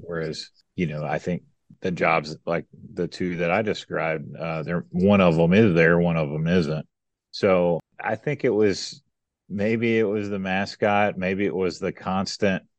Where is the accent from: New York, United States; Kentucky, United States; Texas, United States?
Kentucky, United States; West; moved away as an adult; also born or lived in Atlanta, Georgia; now in West Tennessee, United States; I worked my first job back in this area because I'm from West Kentucky, so near near where I grew up